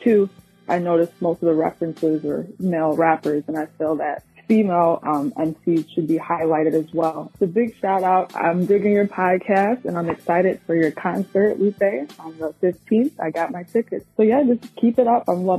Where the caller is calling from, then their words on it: Chicago, Illinois, United States; I'm from Chicago.